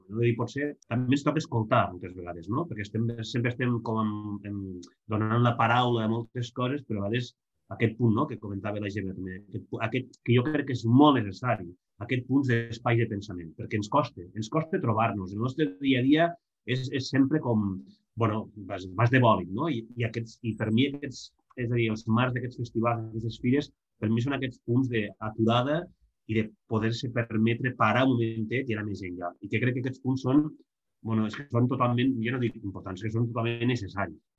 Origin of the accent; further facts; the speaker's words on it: Lleida, Catalonia, Spain; soc de Lleida